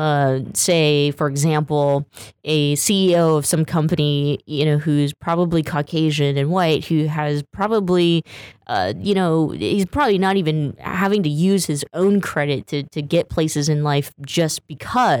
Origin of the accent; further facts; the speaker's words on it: Stockton, California, United States; my hometown, Stockton, California